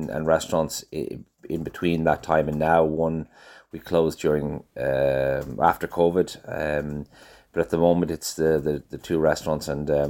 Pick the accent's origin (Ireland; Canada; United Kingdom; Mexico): Ireland; Dublin, Leinster; moved away as an adult; now in Galway, Ireland; I was I was born in Dublin, um, and I moved to Galway uh, about twenty years ago